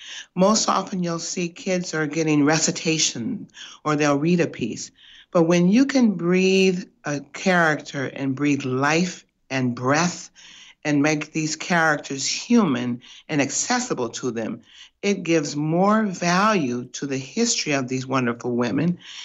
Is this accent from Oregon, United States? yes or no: no; Minneapolis, Minnesota, United States; Well, to give you a little background, I'm originally from Minneapolis, and my theater history started years ago in children's theater school and then in the community theater.